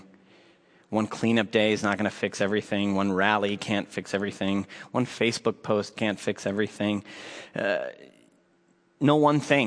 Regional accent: Minneapolis, Minnesota, United States; I was born here, like my father before me, and his father before him. I grew up here in South Minneapolis

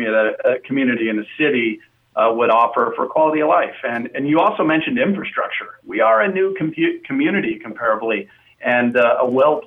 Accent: Las Vegas, Nevada, United States; So it was really exciting to have my hometown team, you know, come to Southern Nevada.

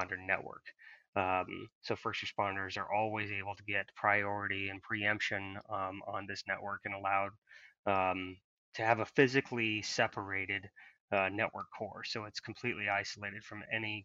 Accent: Marshalltown, Iowa, United States; I grew up in central Iowa. Around the Marshalltown area

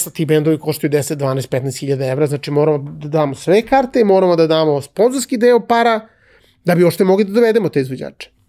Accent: Belgrade, Serbia; moved away as an adult; also born or lived in Cyprus; Jako sam vezan za Beograd. Mislim, to je moj rodni grad. Jako sam vezan za Beograd.

